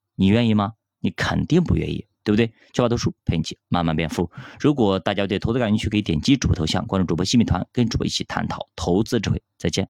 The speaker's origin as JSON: {"language": "Chinese", "country": "China", "said": "咱们作为中国人是有点骨气的"}